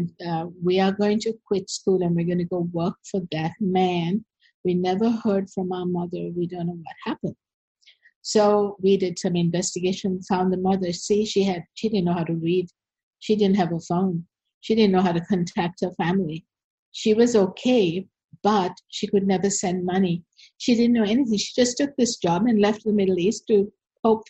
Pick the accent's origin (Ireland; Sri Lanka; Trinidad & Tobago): Sri Lanka; also born or lived in United States; I'm from Sri Lanka. I was born here, and I grew up here